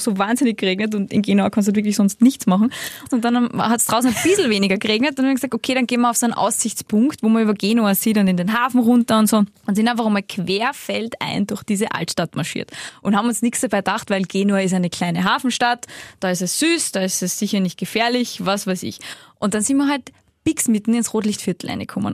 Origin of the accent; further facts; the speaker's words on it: Salzburg, Austria; now in Vienna, Austria; ich komme aus Salzburg, ich wohne in Wien.